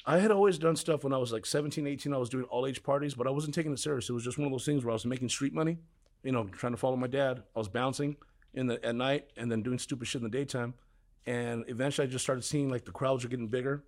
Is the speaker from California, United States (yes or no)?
yes; Huntington Park, California, United States; I grew up in Huntington Park, California.